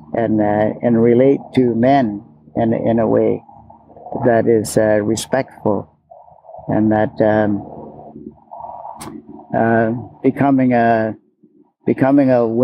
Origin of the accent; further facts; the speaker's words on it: Sept-Îles, Quebec, Canada; also born or lived in Hope, British Columbia; now in British Columbia, Canada; I was born in Hope, BC, and my dad, he got a job in Sept-Îles, Quebec, and he moved our family over there. And so I grew up in a town that included you know, French and English, Italians, Portuguese